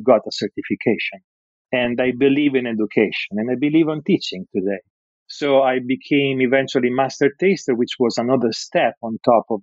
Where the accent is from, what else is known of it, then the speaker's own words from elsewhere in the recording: Rimini, Emilia-Romagna, Italy; English is a second language; moved away as an adult; also born or lived in Bologna / France / New York; now in Los Angeles, United States; I was born and raised in Rimini